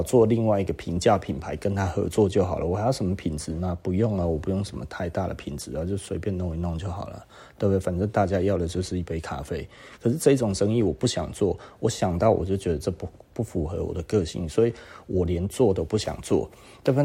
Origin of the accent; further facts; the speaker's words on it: Taiwan; 我们台湾人